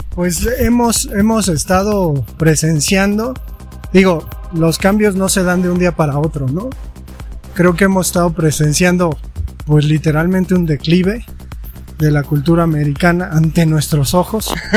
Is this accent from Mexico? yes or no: yes; Mexico